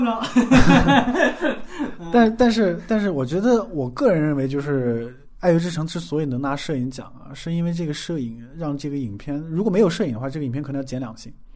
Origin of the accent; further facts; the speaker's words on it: China; 我们中国人